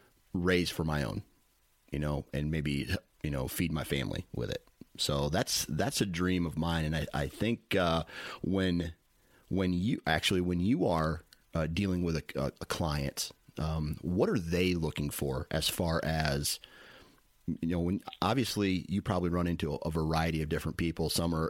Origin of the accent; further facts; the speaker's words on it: Iowa, United States; you know, I'm from Iowa